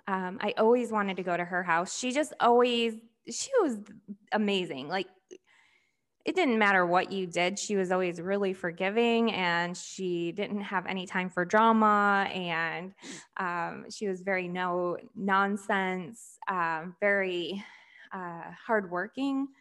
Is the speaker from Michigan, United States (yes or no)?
yes; rural Michigan, United States; also born or lived in Flint, Michigan; then we moved to a rural area of Michigan, pretty much in the country, um, called Bertrand, Michigan.